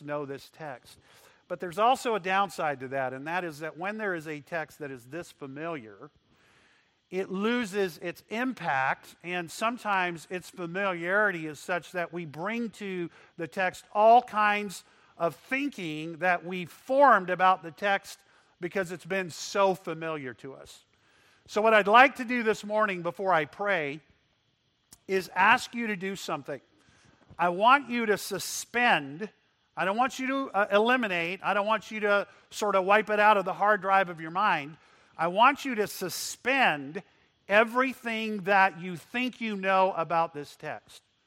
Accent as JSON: {"language": "English", "town": "McAllen", "region": "Texas", "country": "United States", "tie": "born or raised there", "said": "I grew up in Texas. My dad ran a hospital in McAllen, Texas"}